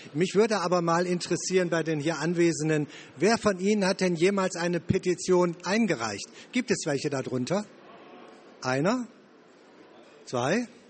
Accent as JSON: {"language": "German", "town": "Wuppertal", "region": "North Rhine-Westphalia", "country": "Germany", "said": "Ich komme aus NRW, aus Wuppertal"}